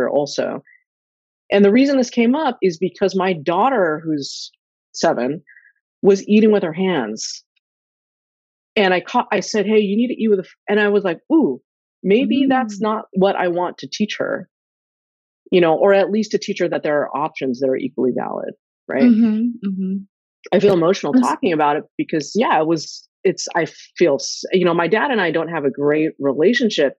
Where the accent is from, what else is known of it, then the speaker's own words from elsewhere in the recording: Sacramento, California, United States; my brother and I were the first generation that were born and raised in the U.S. Mm. And we grew up in Northern California, in Sacramento